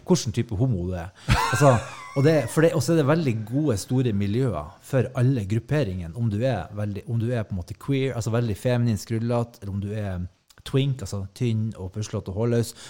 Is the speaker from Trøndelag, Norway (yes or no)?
no; Hemnesberget, Nordland, Norway; moved away as an adult; jeg er fra Hemnesberget